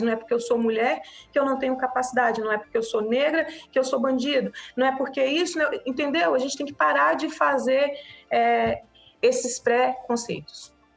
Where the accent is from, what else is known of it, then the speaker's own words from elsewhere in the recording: Acre, Brazil; a gente, enquanto brasileiro, enquanto acriano